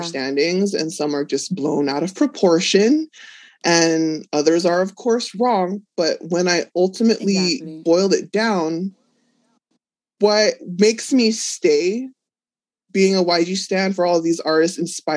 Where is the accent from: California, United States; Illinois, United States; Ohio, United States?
California, United States; Los Angeles; I'm from Los Angeles